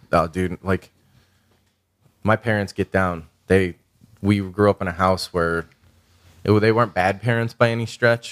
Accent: Chicago, Illinois, United States; moved away; I grew up in, like, a South Side Irish Catholic fucking criminal na-, working class criminal neighborhood

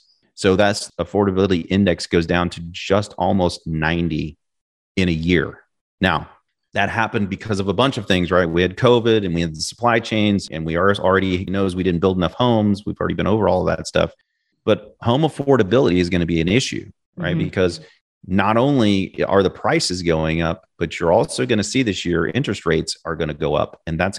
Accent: Kansas City, Missouri, United States; I mean, I grew up in Kansas City, not sexy. It's hot as what in the summer, and it's cold as you know what in the winter.

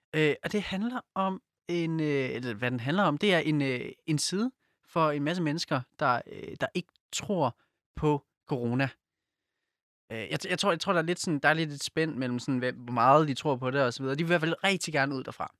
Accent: Silkeborg, Central Denmark Region, Denmark; now in Copenhagen, Denmark; jeg er fra Silkeborg. Øh, så vi er begge to jyder

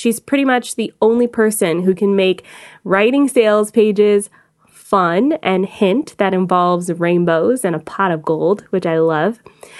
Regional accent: Atlanta, Georgia, United States; now in Canada; I am from Atlanta, and I became a Canadian citizen November 20th of 2018, so I am a proud Canadian now

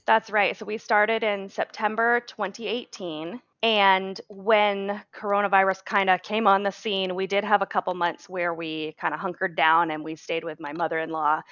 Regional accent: Maine, United States; moved away; That's my home state. That's where I grew up

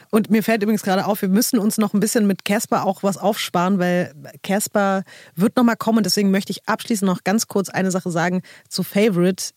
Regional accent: Berlin, Germany; auch als Berliner, so als Berlinerin zu dem Zeitpunkt

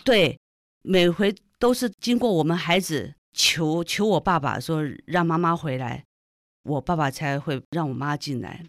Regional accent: Taipei, Taiwan; also born or lived in Shandong (family ancestry); 因为那时候我们刚到台湾来是住在台北市西门町那个闹区

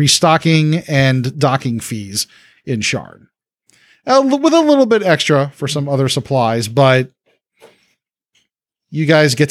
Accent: New Orleans, Louisiana, United States; I'm from New Orleans, where the strip clubs are extra depressing

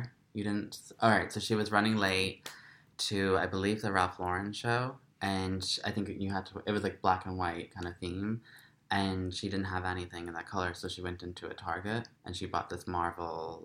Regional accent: Ireland; now in United States; I'm Irish

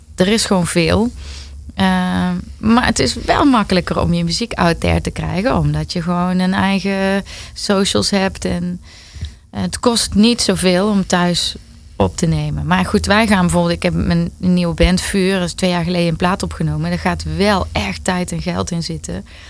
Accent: Netherlands; ik ben een Nederlander

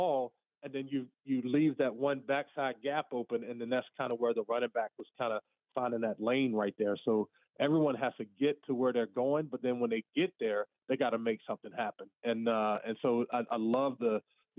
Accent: the South, United States; I grew up in the South

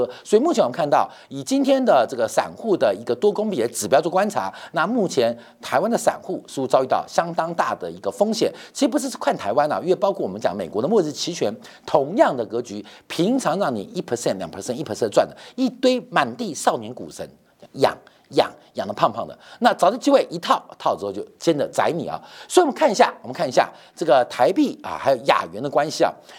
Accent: China; 所以为什么美国会笑我们中国人？

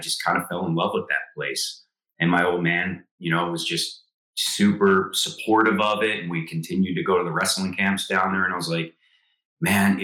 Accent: right outside of Philadelphia, New Jersey, United States; I'm from New Jersey, right outside of Philadelphia. It's on the Jersey side

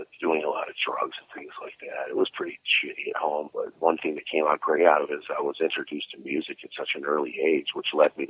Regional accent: Cleveland, Ohio, United States; now in Florida, United States; I was born and raised in Cleveland. I've been in Florida for about 5 years now, though.

